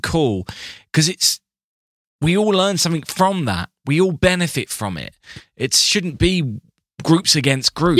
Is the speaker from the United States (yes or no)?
no; England, United Kingdom; I'm English